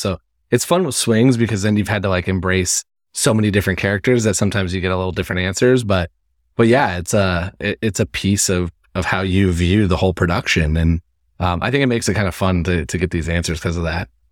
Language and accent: English; Midwest, United States; I'm from the Midwest, so I'm from a city that sometimes people say that, but I love, I love where I grew up.